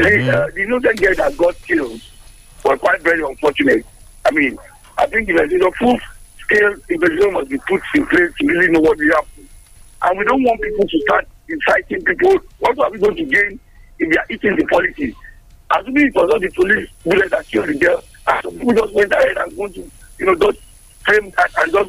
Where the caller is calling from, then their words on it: Abeokuta, Ogun State, Nigeria; I'm calling from the People's Parliament in Lemay, Abeokuta.